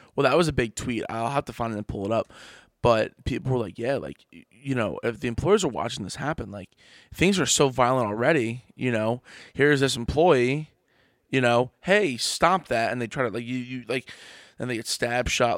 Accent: Trenton, New Jersey, United States; I grew up in Trenton, New Jersey

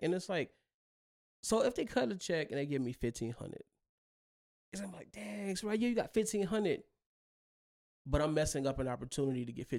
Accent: the South, United States; And growing up in the South, people take like, they take old cars like box Chevys and they'll throw rims on them, paint job. And that's the culture.

